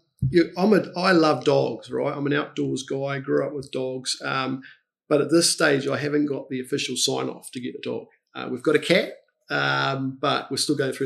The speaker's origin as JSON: {"language": "English", "town": "Cambridge", "region": "Waikato", "country": "New Zealand", "tie": "born or raised there", "also_born_or_lived": "United Kingdom", "said": "I grew up in Cambridge"}